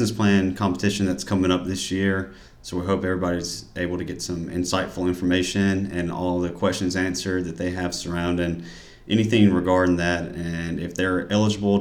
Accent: small town outside of Auburn, Alabama, United States; moved away as an adult; also born or lived in Alaska / Joint Base Lewis-McChord, Washington; now in Washington, United States; I'm from Alabama, small town outside of Auburn.

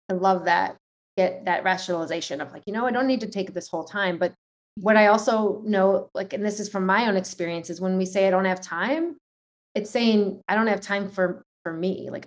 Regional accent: New York, United States; being a New Yorker myself

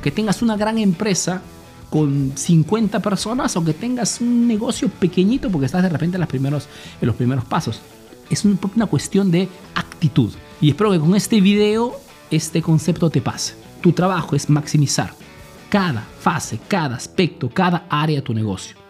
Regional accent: Peru; now in Italy; soy un emprendedor peruano que vive, hace negocios en Italia

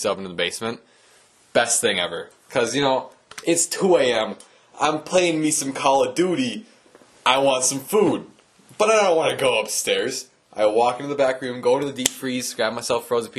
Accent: Midwest, United States; I'm a Midwesterner

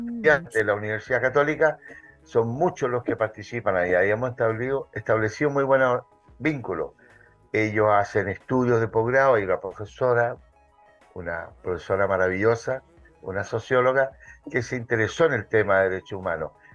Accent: Santiago, Santiago Metropolitan Region, Chile; soy santiaguino, nací en Santiago

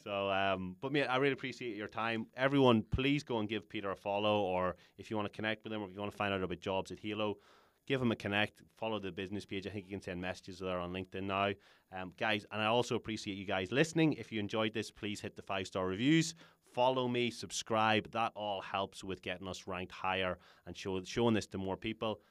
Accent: Ireland; we're Irish

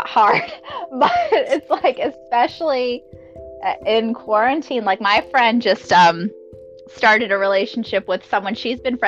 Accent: Florida, United States; also born or lived in Massachusetts; now in Georgia, United States; my family's from Massachusetts. That's where I was born. I grew up in Florida, but I live in Georgia

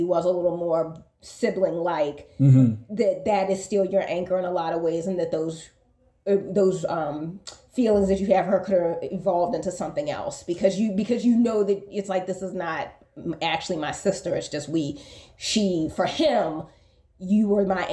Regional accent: United States; I am American

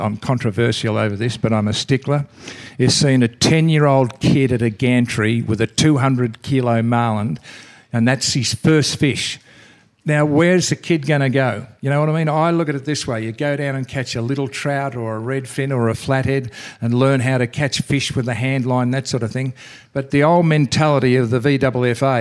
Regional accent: Victoria, Australia; Here in Victoria, which is my home state

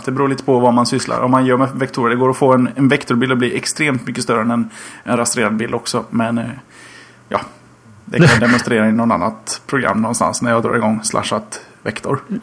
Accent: Gothenburg, Västra Götaland, Sweden; Som göteborgare

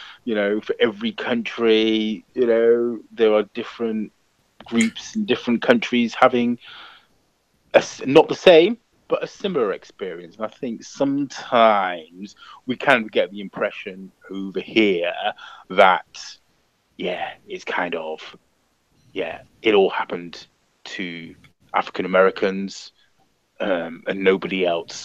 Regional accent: United Kingdom; now in London, United Kingdom; we're British and we're born here

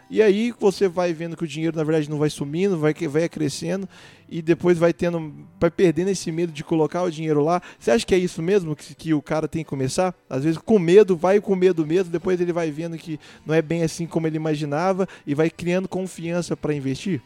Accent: Divinópolis, Minas Gerais, Brazil; moved away as an adult; now in Itajubá, Brazil; na verdade não sou de Itajubá, sou de Divinópolis

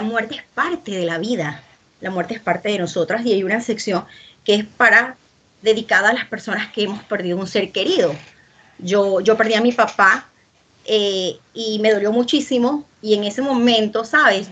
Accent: Panama; el poema de mi tierra, que es un poema dedicado al café de Panamá

